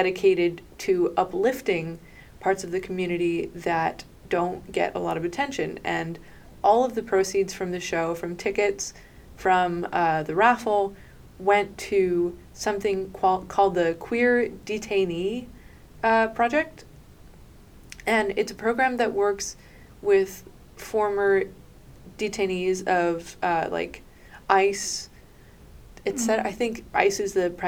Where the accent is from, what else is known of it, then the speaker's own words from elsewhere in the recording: New York, United States; I'm from New York